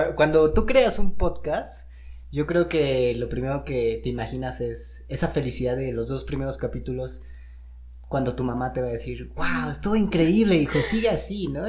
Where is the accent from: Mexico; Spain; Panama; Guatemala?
Mexico; Como buenos mexicanos